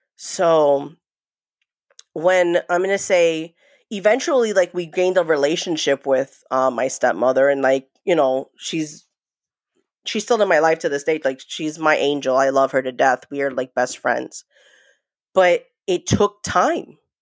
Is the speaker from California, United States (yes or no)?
no; New York, United States; also born or lived in New Jersey; I was born in New Jersey, but raised in New York